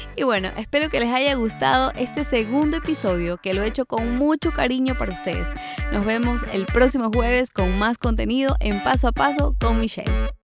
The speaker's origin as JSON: {"language": "Spanish", "country": "Ecuador", "moved": "yes", "said": "cuando hacía fotografía de recién nacidos en mi país, Ecuador"}